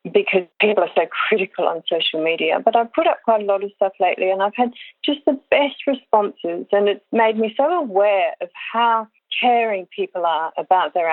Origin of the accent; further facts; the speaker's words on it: Sydney, New South Wales, Australia; moved away as an adult; also born or lived in Armidale, Australia / Singapore / United States; I grew up in Sydney, but spent a lot of time in country New South Wales